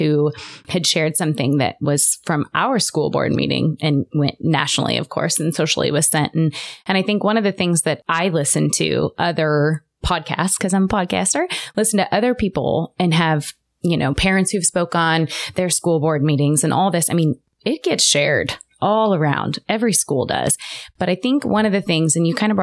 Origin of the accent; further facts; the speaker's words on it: Chicago, Illinois, United States; now in Johnson County, Kansas, United States; I come from Chicago. Chicago Public School